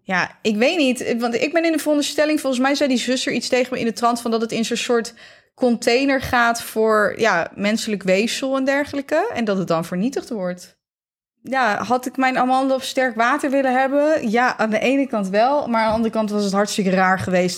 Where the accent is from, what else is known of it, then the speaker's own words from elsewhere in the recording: Netherlands; wij als Nederlanders